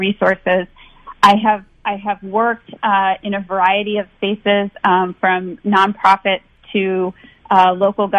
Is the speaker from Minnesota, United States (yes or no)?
yes; St. Paul, Minnesota, United States; I grew up in Minnesota. I grew up in St. Paul